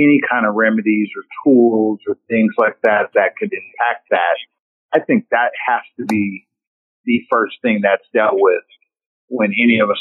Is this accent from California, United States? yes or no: yes; Altadena, California, United States; growing up in the Altadena area of California